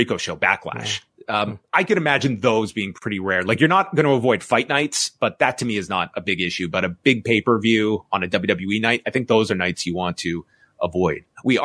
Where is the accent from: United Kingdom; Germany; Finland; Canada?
Canada; as a Canadian without access to Max